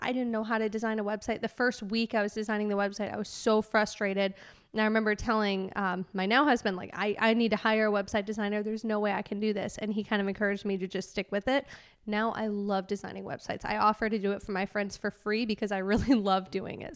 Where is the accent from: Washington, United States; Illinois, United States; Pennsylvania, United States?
Illinois, United States; Chicago suburbs; moved away as an adult; also born or lived in University of Wisconsin; now in Nashville, United States; I grew up in the Chicago suburbs in, uh, about forty-five minutes west of Chicago